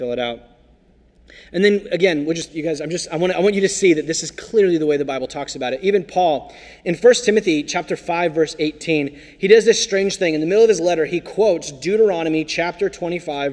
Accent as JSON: {"language": "English", "country": "United States", "said": "I'm an American"}